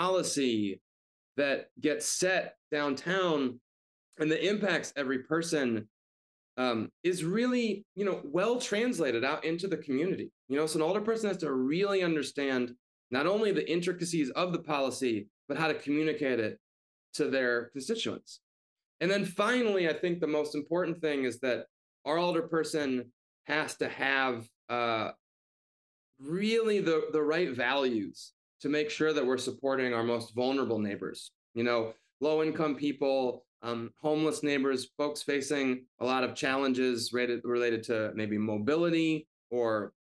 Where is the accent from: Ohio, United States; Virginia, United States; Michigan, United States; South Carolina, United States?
Michigan, United States; suburbs outside of Detroit; moved away as an adult; now in Chicago, United States; I am from the suburbs outside of Detroit.